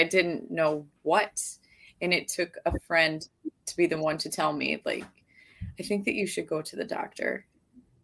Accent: Midwest, United States; moved away; we're from the Midwest

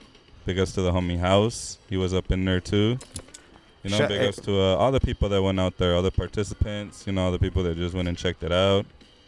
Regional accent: California, United States; moved away; I'm from Cali, the city, right by the beach.

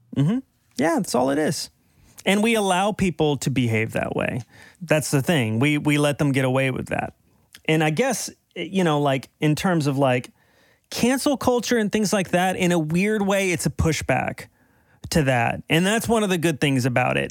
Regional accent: Dallas, Texas, United States; moved away; I'm from Dallas originally

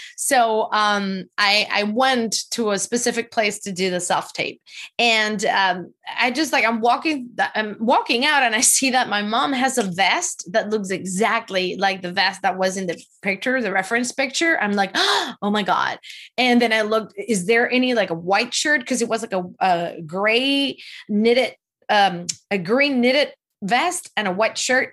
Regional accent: Venezuela; now in United States; I am from Venezuela

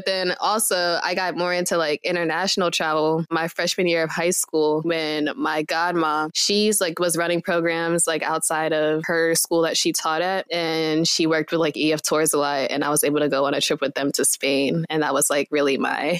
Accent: York, Pennsylvania, United States; moved away as an adult; now in Hampton, United States; So I am originally from Pennsylvania, York, Pennsylvania. And I go to school now at Hampton, Virginia at Hampton University. I'm 21 years old.

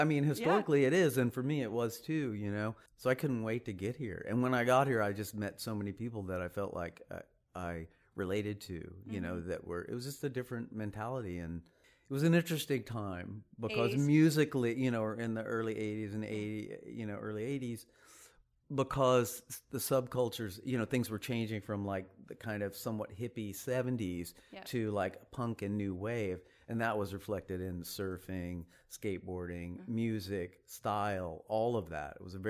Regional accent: Sherman, Texas, United States; Sherman, Texas. You've never heard of it. Nobody's ever heard of Sherman, I don't think. It's about an hour north of Dallas. It's kind of a small town.

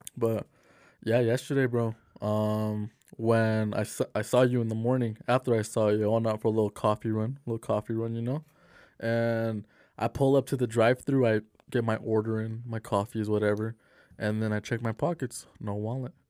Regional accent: Salt Lake City, Utah, United States; I'm from Salt Lake City. We're out here in Salt Lake City

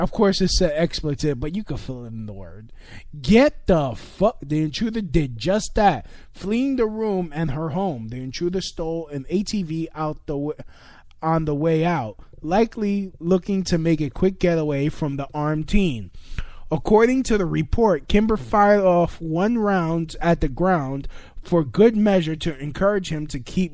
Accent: New York City, New York, United States; my hometown, New York City

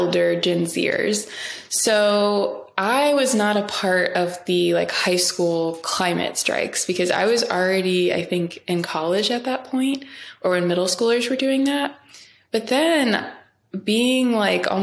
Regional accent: Ferguson, Missouri, United States; my hometown in Ferguson

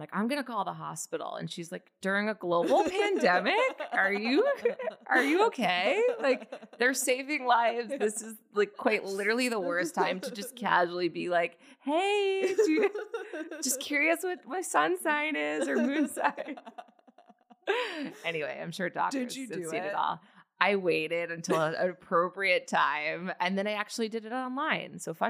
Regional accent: New York City, New York, United States; I was born at NYU in New York, and I was born during the pandemic.

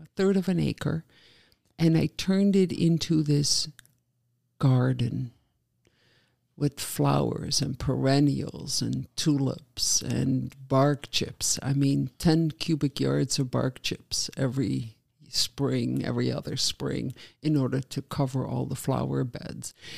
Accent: Netherlands; moved away as an adult; now in Oshkosh, United States; I grew up in the Netherlands just at the tail end of the … in the '60s

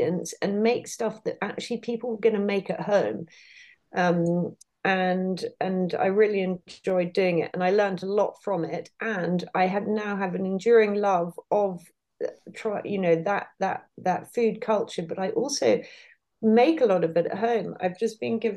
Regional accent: Herefordshire, West Midlands, United Kingdom; where I spent a lot of time growing up in Herefordshire, we were surrounded by farmers.

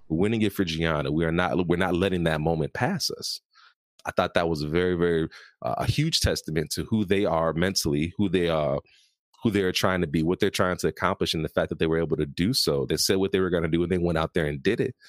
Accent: Chicago, Illinois, United States; I was born and raised in Chicago, Illinois

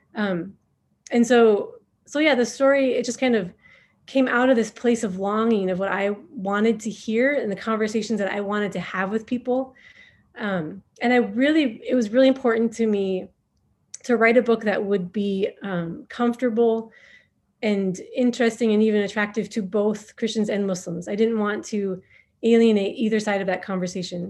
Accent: Minnesota, United States; moved away as an adult; also born or lived in Somalia; now in Djibouti; I am from Minnesota originally. And so when I was growing up, we had the North Stars

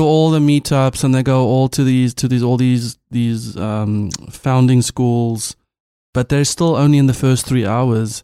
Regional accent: South Africa; first language Afrikaans; English is a second language; as a South African

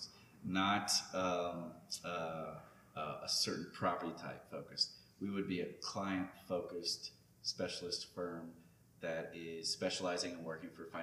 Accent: Lafayette, Louisiana, United States; moved away as an adult; now in Baton Rouge, United States; I'm from Lafayette

